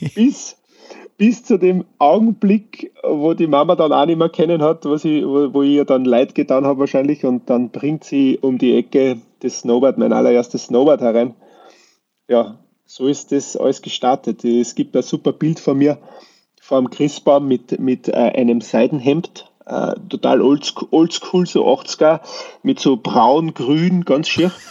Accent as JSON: {"language": "German", "town": "Wilhelmsburg", "region": "Lower Austria", "country": "Austria", "tie": "born or raised there", "moved": "yes", "lives_now": "East Tyrol, Austria", "said": "ich bin ja in Niederösterreich aufgewachsen, in Wilhelmsburg, das ist so 10, 11 Kilometer südlich von St. Pölten"}